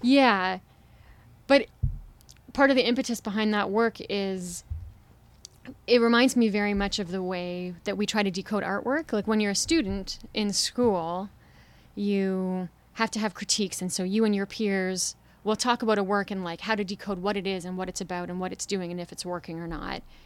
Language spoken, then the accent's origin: English; Toronto, Ontario, Canada; moved away as an adult; I'm from here, I'm from Toronto, but I haven't been living here for a few years.